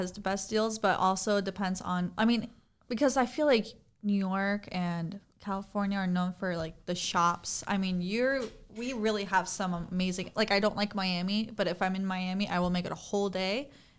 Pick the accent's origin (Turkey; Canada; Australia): Turkey; I mean, I'm from Turkey. My mom's a chef.